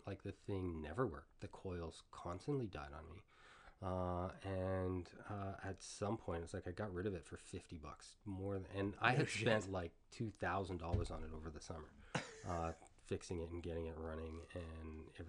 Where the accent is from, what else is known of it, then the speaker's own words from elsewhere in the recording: Toronto, Ontario, Canada; moved away as an adult; also born or lived in Asia; I grew up in Etobicoke. Like we have a house like right on the lake near where Humber College is now.